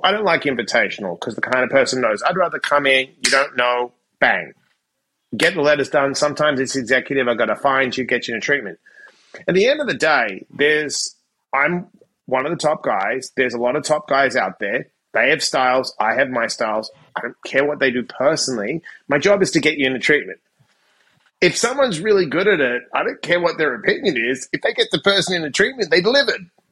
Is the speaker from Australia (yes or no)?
yes; Perth, Western Australia, Australia; moved away as an adult; also born or lived in Sydney; I graduated high school and I moved from Perth to Sydney